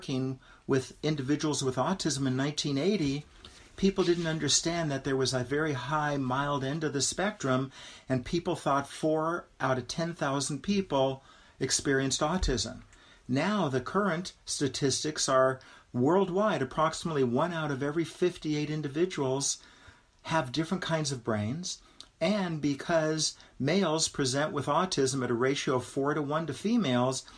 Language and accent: English; Los Angeles, California, United States; I grew up in West Los Angeles